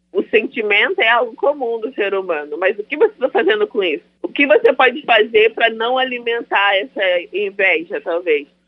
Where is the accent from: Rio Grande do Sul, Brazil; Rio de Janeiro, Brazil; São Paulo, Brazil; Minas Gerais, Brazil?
Rio de Janeiro, Brazil; Niterói; sou de Niterói, Rio de Janeiro.